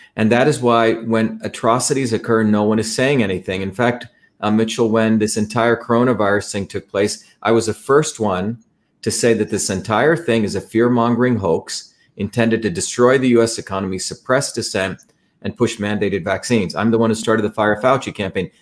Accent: India; moved away; I grew up in India

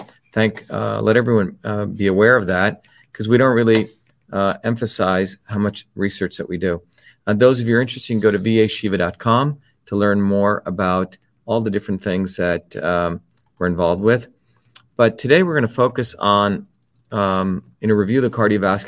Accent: India; when I was young, growing up in India

